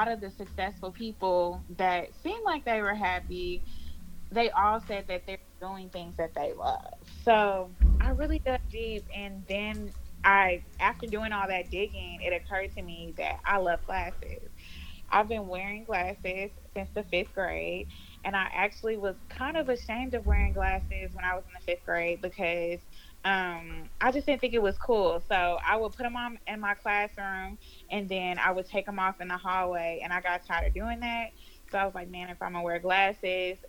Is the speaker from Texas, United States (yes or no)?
yes; Houston, Texas, United States; I am from Houston, Texas, born and raised, and I still stay in Houston, Texas